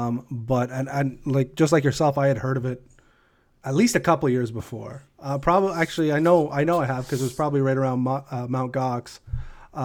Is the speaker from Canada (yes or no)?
yes; Canada; I'm from Canada myself.